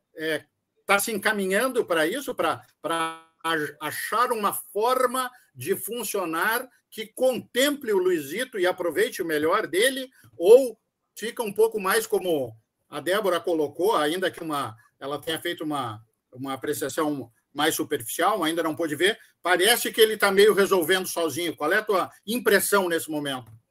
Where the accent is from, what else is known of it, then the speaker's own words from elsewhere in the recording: Rio Grande do Sul, Brazil; nós somos gaúchos, mas não somos todos iguais